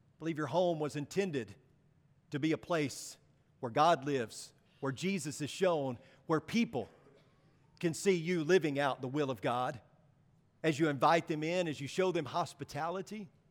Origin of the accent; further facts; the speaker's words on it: United States; as American Christians